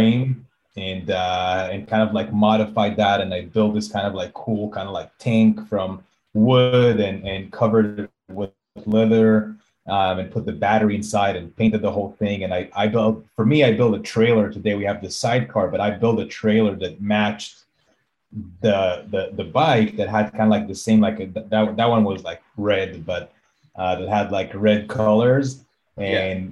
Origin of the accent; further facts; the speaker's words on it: Israel; now in Austin, United States; I'm from Israel originally.